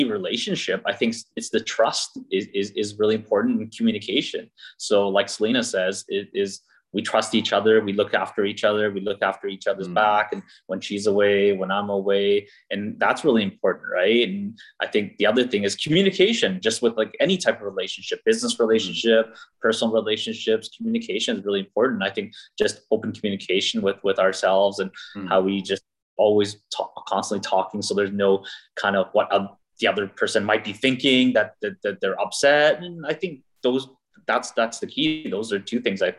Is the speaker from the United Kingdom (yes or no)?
no; Surrey, British Columbia, Canada; I grew up with all of them in high school, we grew up in North Delta, Surrey